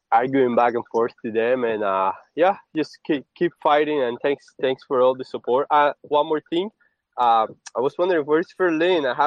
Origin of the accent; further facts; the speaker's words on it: Cuba; I'm Cuban. I'm from South America